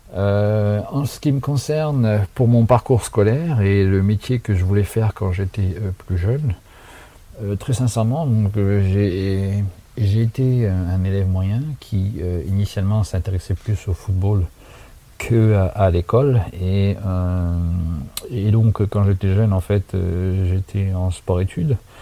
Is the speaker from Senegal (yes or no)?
no; Saint-Dizier, Grand Est, France; moved away as an adult; now in San Francisco, United States; je suis né et j'ai grandi à Saint-Dizier